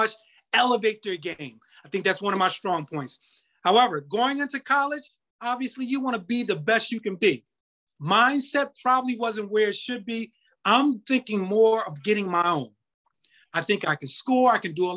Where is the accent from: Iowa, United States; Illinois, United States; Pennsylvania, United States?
Pennsylvania, United States; Philadelphia; I'm from Philly